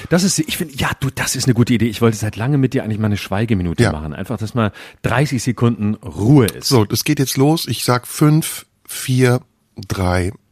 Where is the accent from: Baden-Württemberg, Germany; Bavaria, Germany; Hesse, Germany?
Baden-Württemberg, Germany; now in Berlin, Germany; Ich bin auch noch aus Baden-Württemberg.